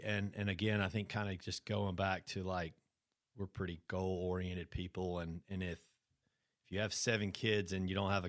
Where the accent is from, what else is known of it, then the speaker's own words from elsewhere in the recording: Brandon, Mississippi, United States; We grew up in Brandon